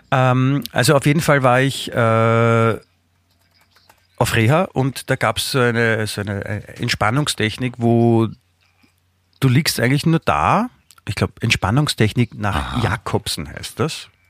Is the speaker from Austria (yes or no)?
yes; Vienna, Austria; ich bin ja Wiener, ich bin ja hier aufgewachsen, ich komme ja eh nicht raus aus meiner Haut